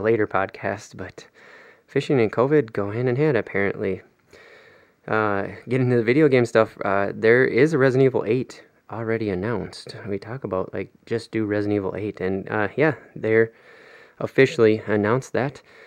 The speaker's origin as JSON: {"language": "English", "region": "Minnesota", "country": "United States", "said": "as Minnesotan"}